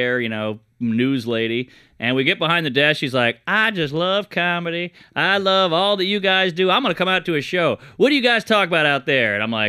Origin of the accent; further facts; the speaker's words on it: New Orleans, Louisiana, United States; I'm from New Orleans, and I grew up in a crazy house